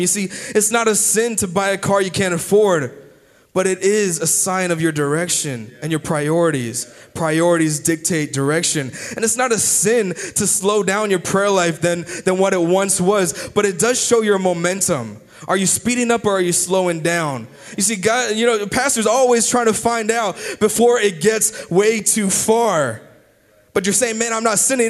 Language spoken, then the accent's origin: English; United States; I'm still an American